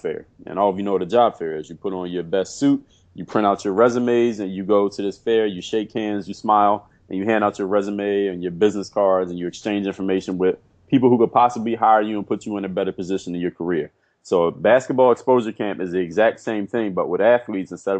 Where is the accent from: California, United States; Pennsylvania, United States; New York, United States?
Pennsylvania, United States; Philadelphia; moved away as an adult; also born or lived in Altoona, Pennsylvania; now in South Florida, United States; I grew up in Philadelphia.